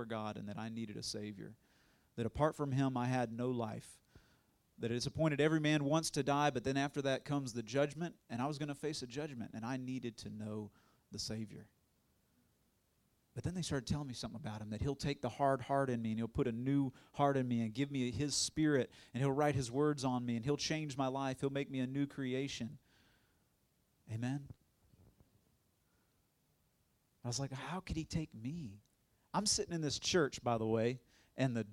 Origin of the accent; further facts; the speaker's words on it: Tallahassee, Florida, United States; I'm from Tallahassee originally, born and raised.